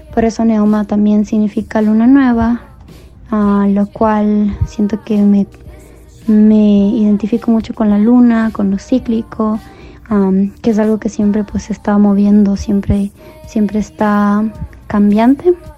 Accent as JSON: {"language": "Spanish", "town": "Cuenca", "region": "Azuay", "country": "Ecuador", "moved": "yes", "lives_now": "Denver, United States", "said": "Ahora resido aquí, pero soy de Cuenca, Ecuador."}